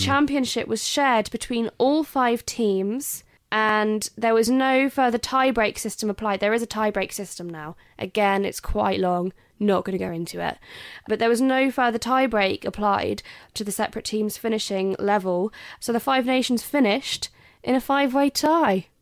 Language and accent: English; England, United Kingdom; I'm English